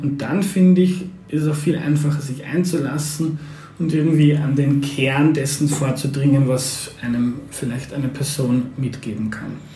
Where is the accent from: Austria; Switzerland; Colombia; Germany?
Austria; Lower Austria; ich komme aus Niederösterreich